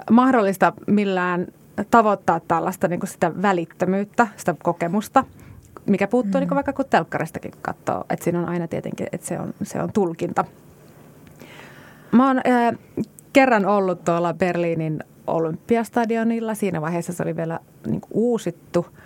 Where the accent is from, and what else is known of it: Kajaani, Kainuu, Finland